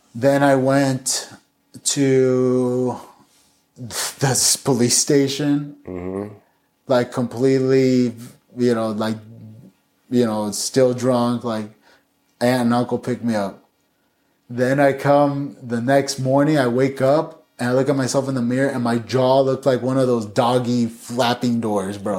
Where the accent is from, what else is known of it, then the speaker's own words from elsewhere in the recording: Chino, California, United States; I grew up in Chino